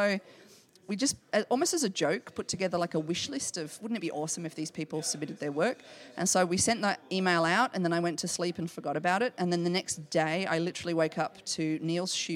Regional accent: Australia; Okay, I'm Australian

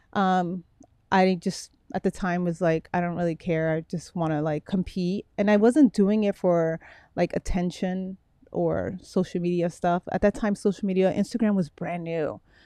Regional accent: Miami, Florida, United States; also born or lived in Brooklyn, New York; I was raised in Miami

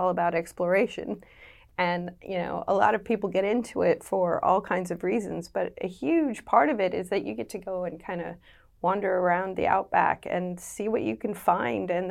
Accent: United States; moved away as an adult; now in Western Australia, Australia; You can tell from my accent, I grew up in the US

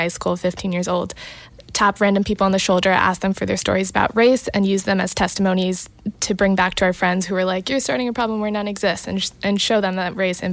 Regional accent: Princeton, New Jersey, United States; in the state of New Jersey, where we grew up in Princeton Public Schools

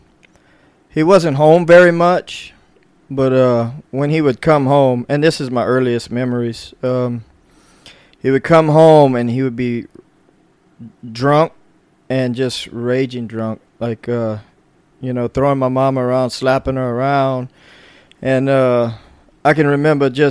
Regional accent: New Iberia, Louisiana, United States; I was born in New Iberia, Louisiana. I'm 42 years old

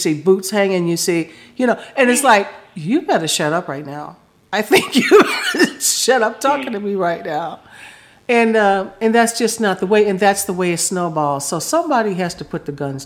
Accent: Chicago, Illinois, United States; moved away; also born or lived in Florida; when I was a kid, I came from Chicago

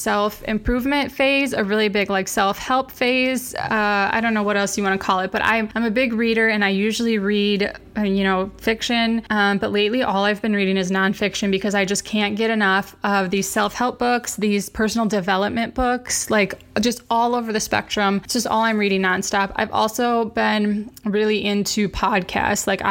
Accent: Wisconsin, United States; moved away as an adult; also born or lived in Arizona / North Carolina; I'm from Wisconsin, and you know, we're both Midwest people

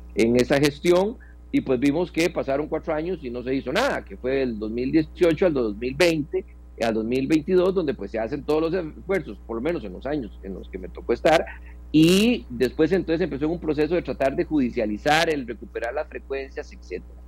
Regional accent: Costa Rica; also born or lived in Puriscal; como costarricenses

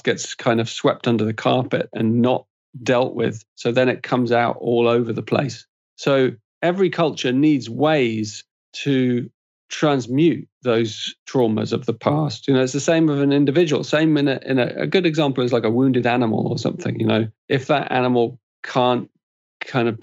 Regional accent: England, United Kingdom; I'm an Englishman

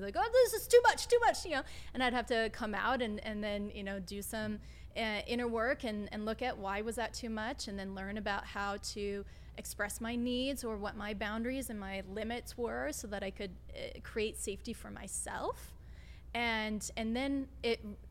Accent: St. Louis, Missouri, United States; moved away as an adult; now in Los Angeles, United States; I'm from St. Louis. And it wasn't until I moved to LA 14 years ago

